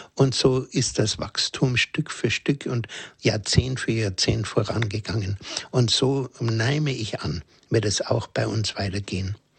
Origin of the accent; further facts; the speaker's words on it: Germany; bei uns in Deutschland